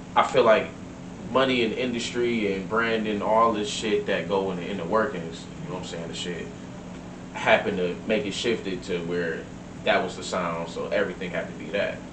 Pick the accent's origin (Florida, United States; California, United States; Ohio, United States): Ohio, United States; Maple Heights; I'm from Maple